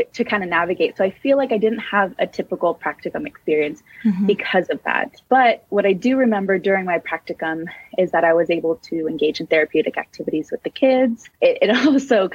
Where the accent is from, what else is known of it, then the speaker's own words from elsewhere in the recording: San Francisco, California, United States; I am born and raised in San Francisco, California, and I absolutely love living here